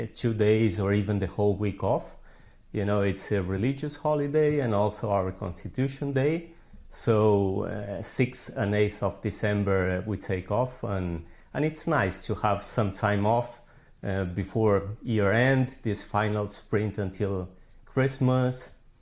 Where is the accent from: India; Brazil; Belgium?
Brazil; also born or lived in Argentina / Buenos Aires, Argentina; now in Spain; So I'm originally from Argentina. I grew up in Brazil, but then I came back to Argentina to study. And actually, I did my university in Buenos Aires, Argentina.